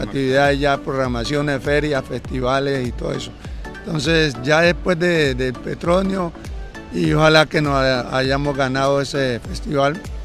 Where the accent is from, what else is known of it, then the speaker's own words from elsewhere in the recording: Buenaventura, Valle del Cauca, Colombia; en mi tierra, en Buenaventura